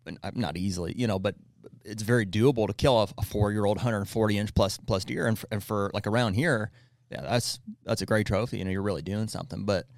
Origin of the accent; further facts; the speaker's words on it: Pennsylvania, United States; Pennsylvania, which is where we're from